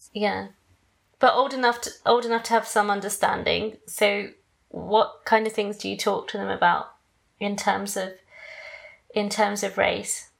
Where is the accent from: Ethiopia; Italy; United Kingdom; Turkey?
United Kingdom; England; moved away as an adult; now in United States; I'm British too, but I'm half Greek and half Malaysian. But I was born in Britain